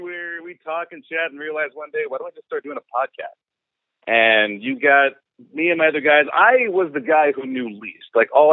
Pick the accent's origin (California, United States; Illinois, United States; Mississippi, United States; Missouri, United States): California, United States; Lodi; I'm born and raised in Lodi, currently living in Gulf.